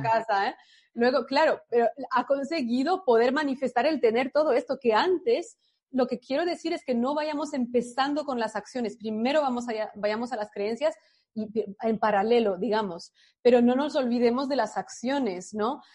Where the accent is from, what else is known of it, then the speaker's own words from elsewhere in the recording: France; moved away; yo crecí en Francia, pero mis padres son de, son extranjeros